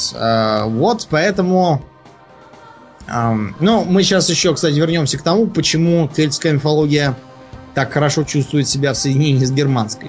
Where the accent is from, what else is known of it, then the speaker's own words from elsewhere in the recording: Moscow, Russia; я просто москвич